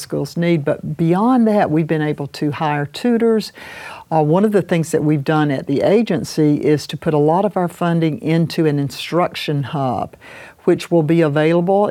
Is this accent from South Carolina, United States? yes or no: yes; Saluda, South Carolina, United States; I was over in my hometown of Saluda